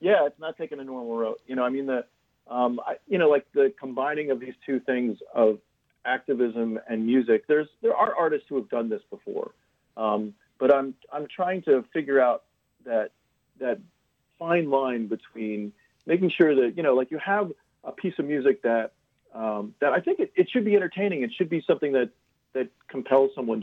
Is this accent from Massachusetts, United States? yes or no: no; Lauderhill, Florida, United States; moved away as an adult; also born or lived in North Miami / East Coast / Los Angeles; now in San Francisco, United States; I grew up in, I spent a little time in North Miami, but I grew up in the Fort Lauderdale area in Lauderhill.